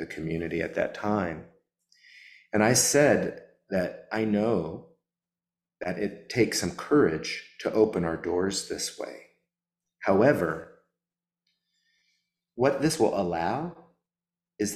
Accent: the South, United States; also born or lived in New Orleans, Louisiana; as a Southerner

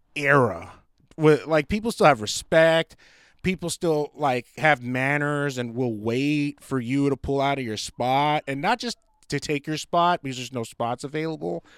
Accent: United States; I love being an American.

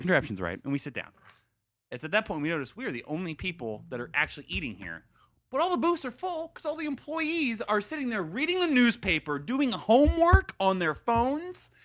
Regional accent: Stuart, Florida, United States; moved away as an adult; also born or lived in Gainesville, Florida; we grew up in Stuart.

